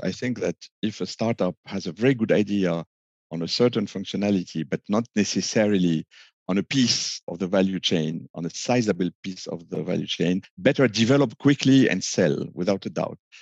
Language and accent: English; Lebanon; moved away; also born or lived in France / United States; I was born in a very small country, uh, doomed with civil war and uh, more and economic crashes and the like. I'm from Lebanon